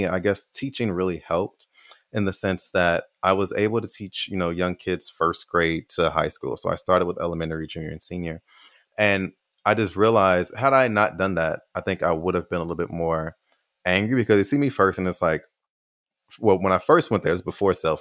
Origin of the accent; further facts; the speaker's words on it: United States; moved away as an adult; also born or lived in Taiwan / Austin; Oh, America